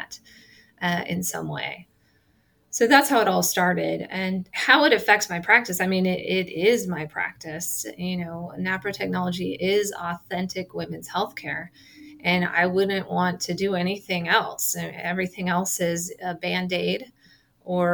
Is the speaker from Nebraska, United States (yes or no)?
yes; Nebraska, United States; I'm from Nebraska.